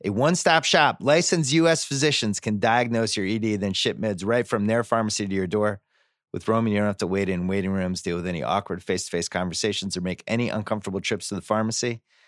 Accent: Boston, Massachusetts, United States; I'm from Boston.

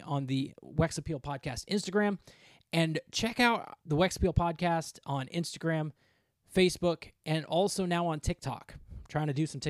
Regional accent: Ocala, Florida, United States; my hometown of Ocala, Florida

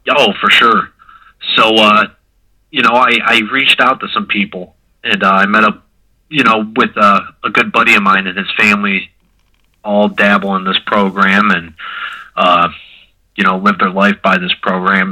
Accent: Mentor, Ohio, United States; I'm from Mentor, Ohio.

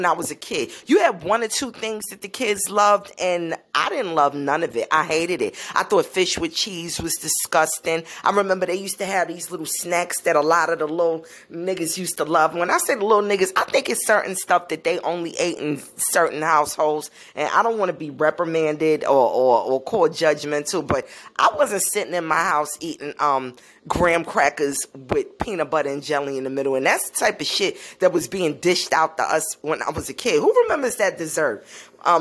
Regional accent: New York City, New York, United States; I grew up in Brooklyn, New York, around the Caribbean community, and I've been living here all my life

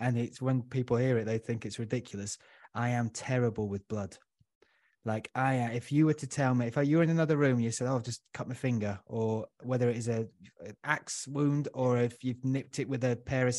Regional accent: Huddersfield, Yorkshire and the Humber, United Kingdom; now in London, United Kingdom; I grew up in Huddersfield, so it's nice and calm

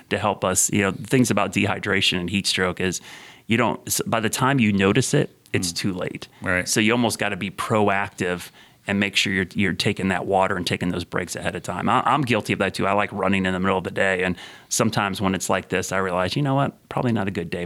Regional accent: Ohio, United States; moved away; in the late '70s, mm. early '80s when I grew up in Ohio

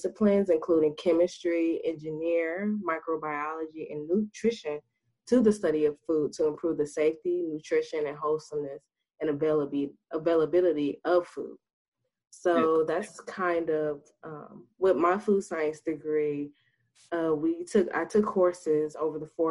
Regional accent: Dayton, Ohio, United States; also born or lived in Alabama; I am from the Dayton, Ohio. I graduated from Chartwell Madison High School in 2016

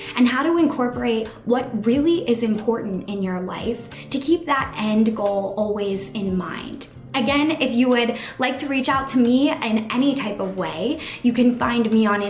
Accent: Philadelphia, Pennsylvania, United States; we're both from Philadelphia

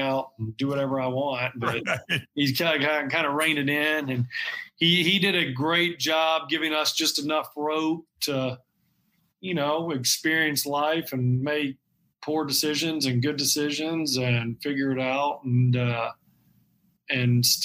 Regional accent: Tallahassee, Florida, United States; growing up in Tallahassee

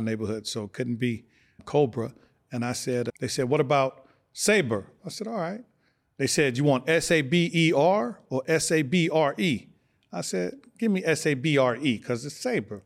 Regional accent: Los Angeles, California, United States; also born or lived in Omaha, Nebraska; I was born in Omaha, Nebraska. We moved to California when I was six years old. We moved to South Central, down the street from Fremont High School, seventy-ninth Street

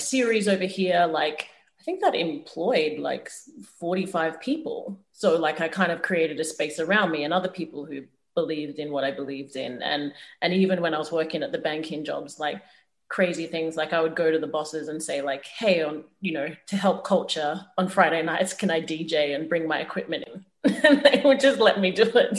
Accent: Australia; also born or lived in Zimbabwe; my Zimbabwean heritage is so important to me. And I feel like it shapes who I am as an artist and is so important to my acting. But so is the Australianness as well

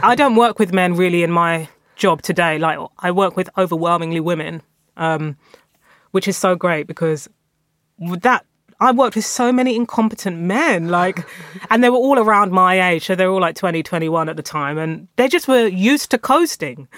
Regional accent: London, United Kingdom; also born or lived in North West England; I'm a Londoner through and through. I moved around London um, throughout my formative years. I was born in East London

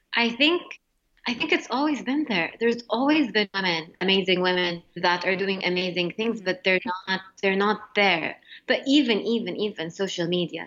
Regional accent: Jeddah, Makkah Province, Saudi Arabia; moved away as an adult; also born or lived in Montreal, Canada / Mecca, Saudi Arabia; now in United States; in Saudi, my middle school, high school, and college

